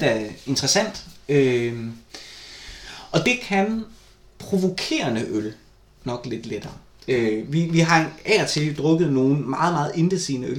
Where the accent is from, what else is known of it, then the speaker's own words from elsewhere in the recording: Vejle, Southern Denmark, Denmark; moved away; jeg var flyttet fra Vejle